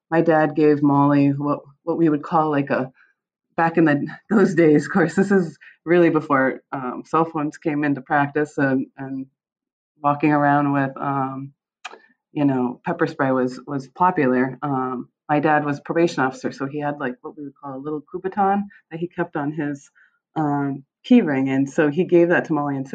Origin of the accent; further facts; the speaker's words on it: Michigan, United States; born there; I, I was born in Michigan. My mom is from Michigan, but my dad had grown up in Westmoreland.